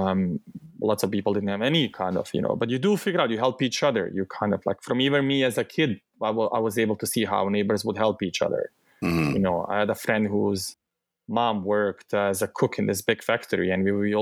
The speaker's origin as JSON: {"language": "English", "country": "Bosnia & Herzegovina", "tie": "born or raised there", "also_born_or_lived": "southern Bosnia and Herzegovina", "accent": "thick Bosnian", "second_language": "English", "moved": "yes", "said": "the war happened in my hometown"}